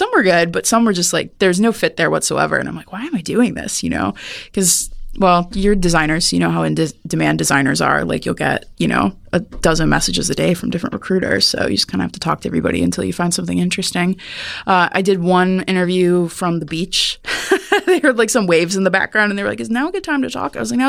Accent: Midwest, United States; I'm from the Midwest, and so, you know, I wasn't used to not having a job.

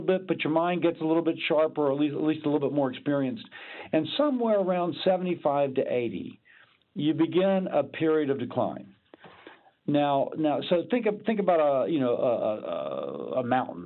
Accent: Louisiana, United States; I'm from Louisiana.

